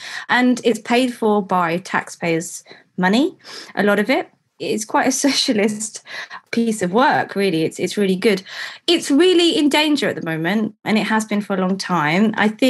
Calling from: London, United Kingdom; I'm speaking from London.

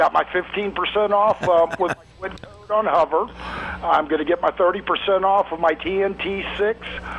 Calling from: Coushatta, Louisiana, United States; I'm calling from Coushatta, Louisiana

